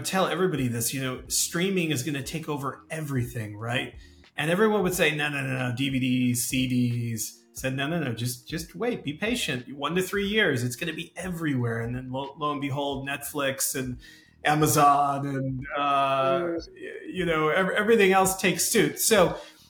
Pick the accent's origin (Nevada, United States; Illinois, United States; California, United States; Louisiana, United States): Illinois, United States; Chicago; I grew up in Chicago, Chicago in the US